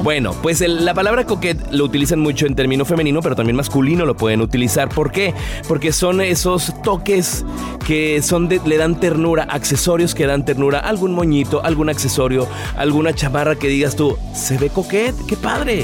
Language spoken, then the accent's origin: Spanish; Mexico; como hispanos, como mexicanos